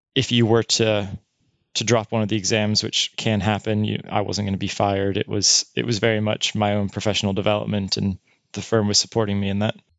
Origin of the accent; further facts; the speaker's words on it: United States; moved away as an adult; my experience as an American